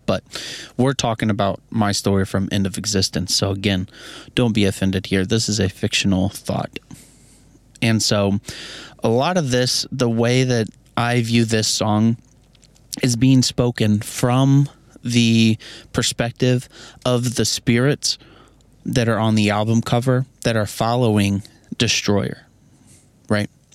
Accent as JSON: {"language": "English", "region": "Missouri", "country": "United States", "said": "I'm from Missouri"}